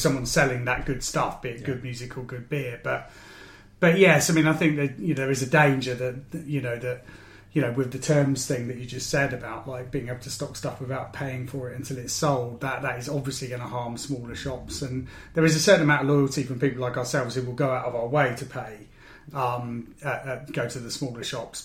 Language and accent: English; Maidenhead, South East England, United Kingdom; in Maidenhead, my hometown.